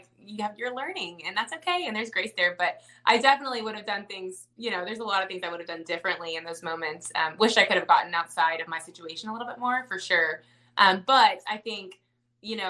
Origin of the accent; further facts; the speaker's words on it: Dallas, Texas, United States; moved away; I'm from Dallas